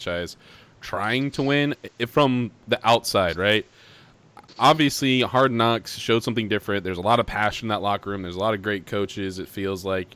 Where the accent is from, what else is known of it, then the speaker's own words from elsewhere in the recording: Arizona, United States; I'm from Arizona